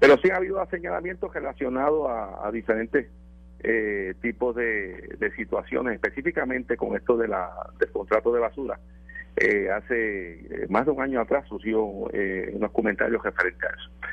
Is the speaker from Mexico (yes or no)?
no; Puerto Rico; nos distinguen como pueblo puertorriqueño